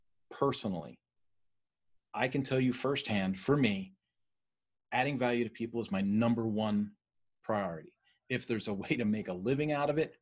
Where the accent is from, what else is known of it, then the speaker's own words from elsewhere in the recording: Philadelphia, Pennsylvania, United States; moved away; I was raised in Philadelphia